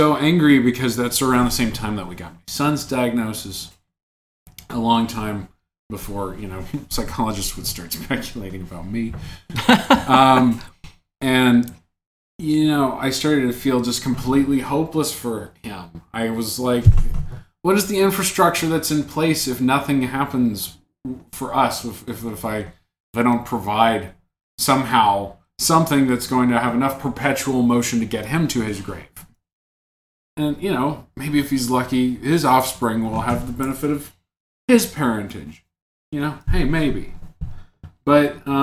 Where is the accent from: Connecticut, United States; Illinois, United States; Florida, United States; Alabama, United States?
Alabama, United States; near Birmingham; growing up near Birmingham, that was often how that town was perceived